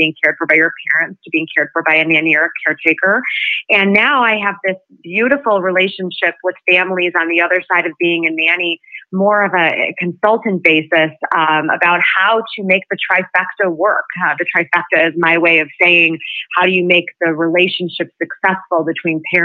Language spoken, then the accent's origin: English; Chicago, Illinois, United States; I hail from Chicago.